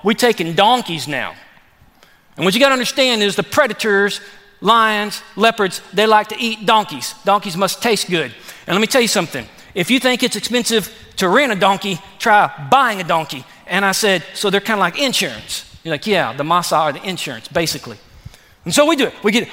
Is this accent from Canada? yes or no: no; Texas, United States; I'm from Texas